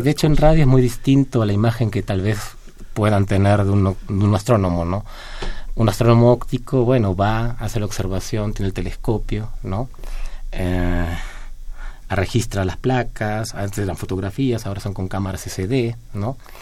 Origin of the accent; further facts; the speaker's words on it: Argentina; now in Mexico; no soy de México, mi país original es de Argentina